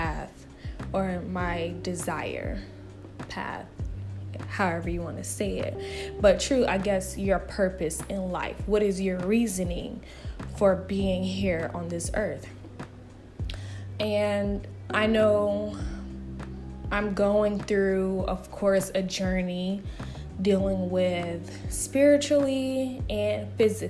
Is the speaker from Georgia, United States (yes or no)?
yes; Marietta, Georgia, United States; moved away as an adult; also born or lived in Atlanta, Georgia; now in Houston, United States; a city called Marietta, Georgia. And I've been living there for 21 years